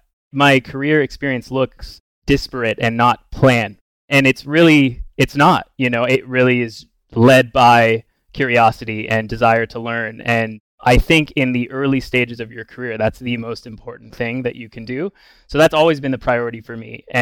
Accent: Bellingham, Washington, United States; I grew up in Bellingham, Washington, kind of almost on the Canadian border.

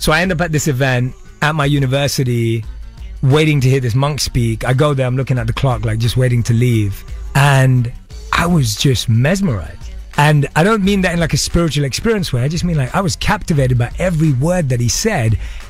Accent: London, United Kingdom; born or raised there

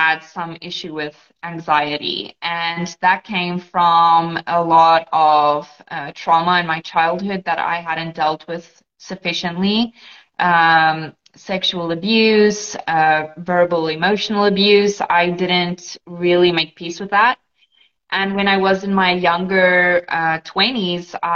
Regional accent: South Africa; first language Afrikaans; English is a second language; moved away as an adult; now in Portugal; I am actually in Portugal, but I am South African. I immigrated to Portugal about 3 years

